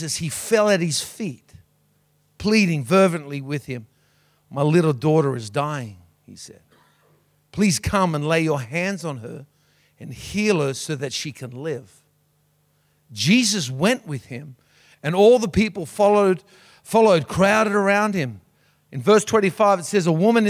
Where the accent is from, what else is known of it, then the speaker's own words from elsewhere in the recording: Sydney, New South Wales, Australia; moved away as an adult; now in Cairns, Australia; I grew up in Sydney all my life